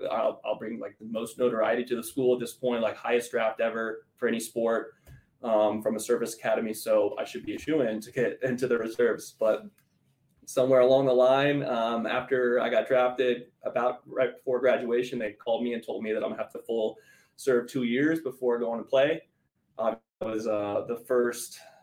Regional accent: Denver, Colorado, United States; moved away as an adult; also born or lived in Georgia; I'm originally from Colorado, grew up in Denver, went to high school at Cherry Creek

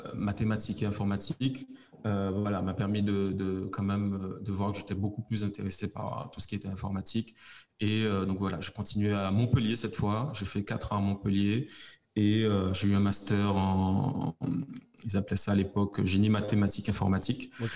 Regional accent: Guadeloupe; moved away as an adult; also born or lived in metropolitan France; now in Martinique; je suis guadeloupéen et je vis en Martinique

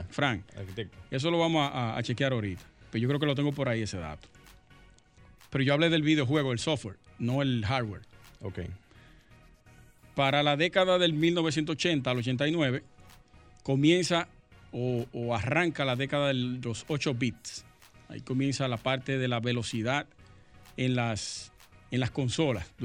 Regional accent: Sosúa, Puerto Plata, Dominican Republic; Sí, nosotros somos de allá de Sosúa.

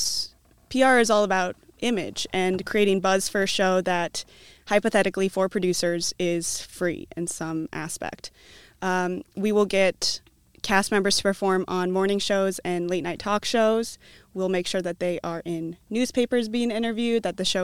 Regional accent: Cedar Rapids, Iowa, United States; also born or lived in Des Moines / New York City; I was born and raised here in Cedar Rapids

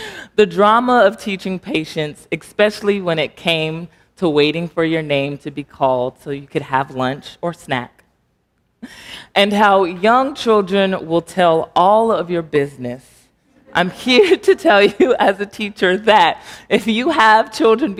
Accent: Texas, United States; moved away as an adult; also born or lived in Alexandria, Virginia; now in Arlington, United States; I am originally from Texas. I have lived in the DMV area for 5 years now

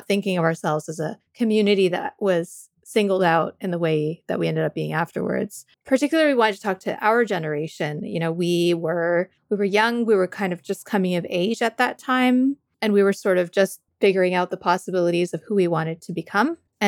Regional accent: Canada; also born or lived in United States; I am kind of like a nomad since birth. I've been traveling around. I grew up partially in Canada, partially in the US.

